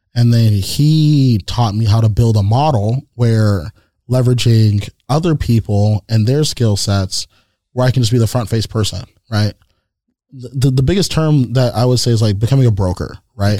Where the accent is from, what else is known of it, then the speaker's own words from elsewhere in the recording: San Jose, California, United States; also born or lived in East Bay, California; I was born in East Bay. I was raised here in San Jose